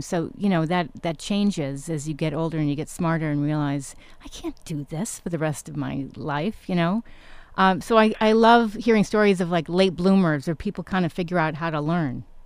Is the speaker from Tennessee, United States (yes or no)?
no; New York, United States; also born or lived in Connecticut; I actually grew up in New York as well, New York and Connecticut